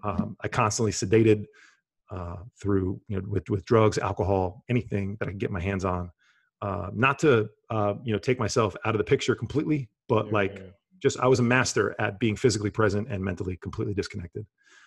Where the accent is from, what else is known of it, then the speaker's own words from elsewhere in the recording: New Jersey, United States; I grew up in Bergen County in the New York, New Jersey area. You know, New York, New Jersey, basketball and Wall Street probably defined the majority of my life for a long period of time.